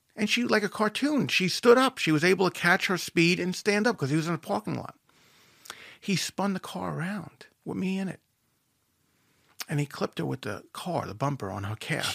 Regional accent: Merrick, New York, United States; I wind up growing up in Merrick

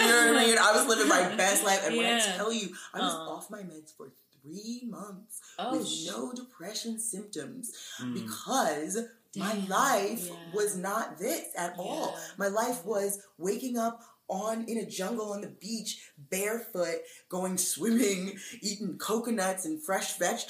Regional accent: Brooklyn, New York, United States; Bed-Stuy, Brooklyn, Bed-Stuy.

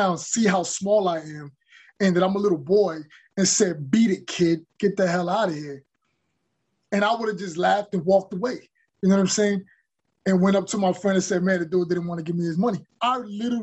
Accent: New York, United States; growing up in New York and seeing violence in the neighborhood

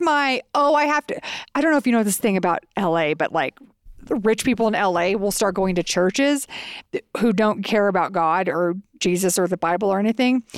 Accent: Texas, United States; now in Santa Fe, United States; we are from Texas

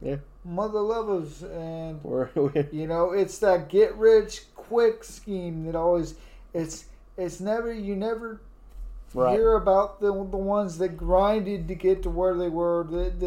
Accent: United States; I love my country. I love being an American

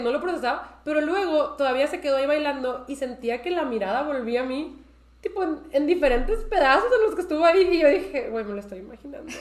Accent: Mexico; yo soy de México

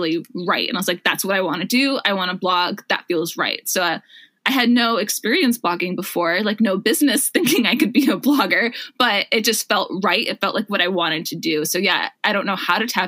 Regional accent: Wisconsin, United States; moved away as an adult; also born or lived in Minneapolis, Minnesota; now in San Francisco, United States; I grew up in Wisconsin and I went to college in Minneapolis.

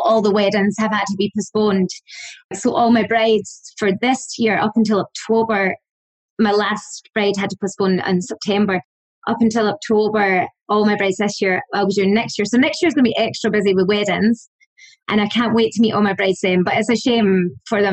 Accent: Scotland, United Kingdom; moved away as an adult; also born or lived in Australia / Dublin, Ireland; now in Ireland; I'm from Scotland.

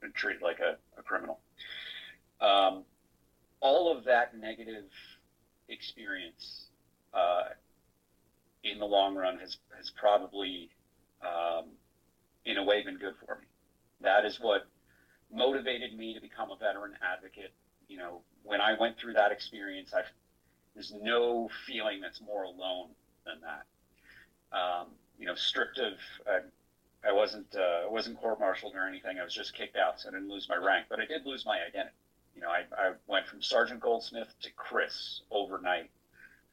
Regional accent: Long Island, New York, United States; I was born and raised in Long Island

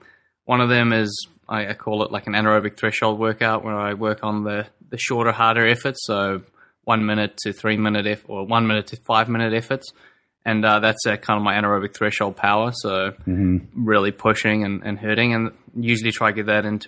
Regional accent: South Africa; born there; But I guess when I was born in South Africa, I actually grew up on Frosties, Frosted Flakes.

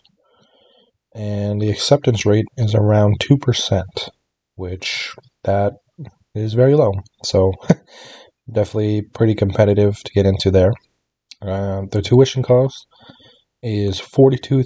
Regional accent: New York City, New York, United States; my hometown of the great New York City, United States

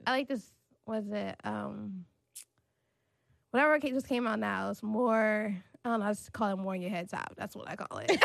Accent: Maryland, United States; now in New York City, United States; I grew up in Maryland

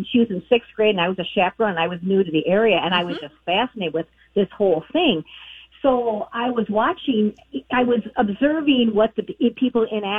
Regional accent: Illinois, United States; moved away as an adult; now in Minnesota, United States; I'm from Illinois, but I lived here 22 years

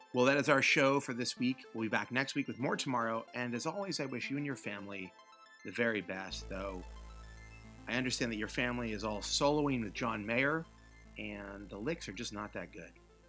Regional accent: United Kingdom; we're both British

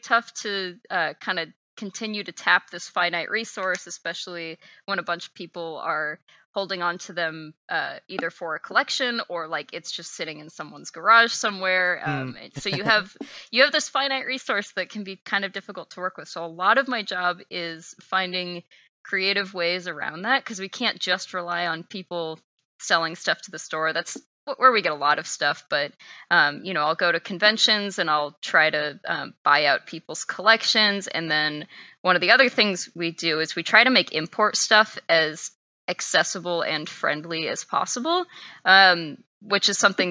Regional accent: Texas, United States; moved away as an adult; also born or lived in Seattle; I'm from Texas, so I was pretty far away from home.

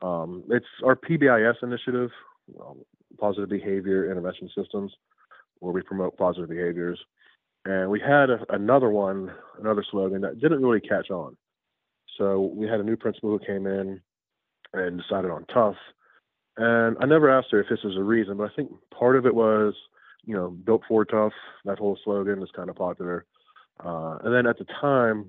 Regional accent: Western Pennsylvania, United States; moved away as an adult; also born or lived in Caroline County, Maryland; now in Maryland, United States; I'm originally from Western Pennsylvania, moved down here to get a teaching job

